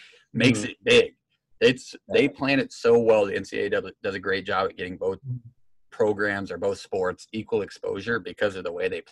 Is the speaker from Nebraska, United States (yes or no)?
yes; Nebraska, United States; I am from Nebraska. I grew up in Nebraska.